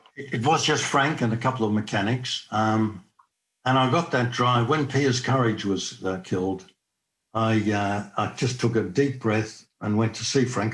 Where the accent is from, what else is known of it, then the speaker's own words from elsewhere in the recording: Australia; being an Australian